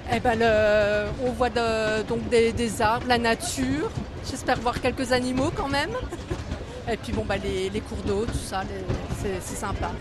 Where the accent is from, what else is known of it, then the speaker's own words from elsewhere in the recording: Nancy, Grand Est, France; now in Finistère, France; On est originaire de Nancy et on habite dans le Finistère